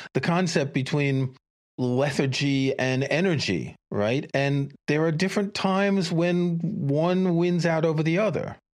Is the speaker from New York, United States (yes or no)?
yes; New York City, New York, United States; I grew up in New York City, I commuted from Queens to Manhattan